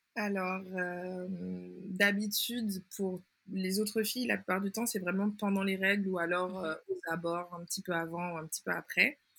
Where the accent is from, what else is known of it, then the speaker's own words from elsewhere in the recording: Martinique; also born or lived in Canada; je suis originaire de la Martinique et d'ailleurs, c'est de là que je vous parle